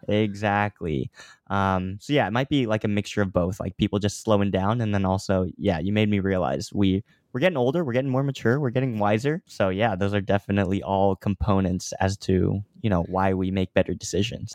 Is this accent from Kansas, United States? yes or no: yes; Overland Park, Kansas, United States; moved away as an adult; also born or lived in Los Angeles, United States; now in New York, United States; I was originally born and raised in Kansas